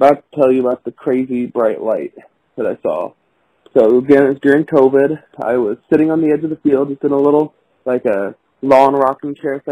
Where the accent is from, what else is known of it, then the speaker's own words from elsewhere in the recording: Missouri, United States; I'm from Missouri. I live on a farm out here